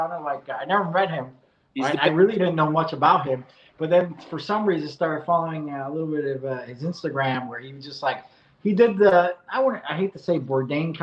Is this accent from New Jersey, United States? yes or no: yes; New Jersey, United States; now in Fort Worth, United States; I grew up in New Jersey, a pretty an Ivy League town.